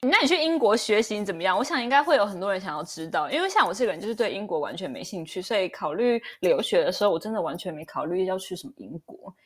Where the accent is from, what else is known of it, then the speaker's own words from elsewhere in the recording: northern Taiwan, Taiwan; moved away; 我们那些北部长大的小孩